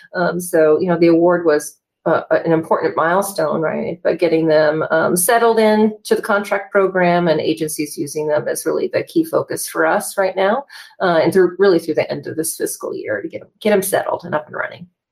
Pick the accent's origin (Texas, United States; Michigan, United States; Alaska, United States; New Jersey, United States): Alaska, United States; Wrangell; moved away as an adult; also born or lived in Seattle, Washington; I left my hometown in Wrangell, Alaska, and moved to Seattle to go to college